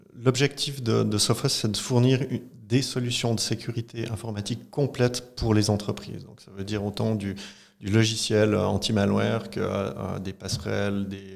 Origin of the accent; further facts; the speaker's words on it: Marly, Fribourg, Switzerland; je viens de la commune de Marly, dans le canton de Fribourg, où j'ai passé euh, toute mon enfance et ma jeunesse